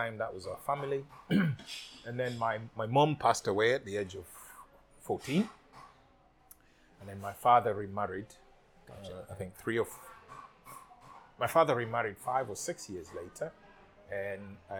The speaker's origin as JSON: {"language": "English", "region": "Nairobi", "country": "Kenya", "tie": "born or raised there", "also_born_or_lived": "Kisumu, Kenya / Bangkok, Thailand", "moved": "as an adult", "lives_now": "Phuket, Thailand", "said": "I grew up in Nairobi"}